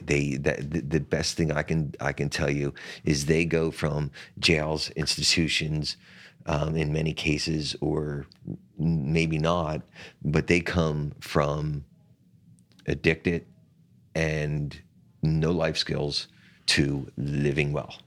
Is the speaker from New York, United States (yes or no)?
no; Atlantic City, New Jersey, United States; in my hometown of Atlantic City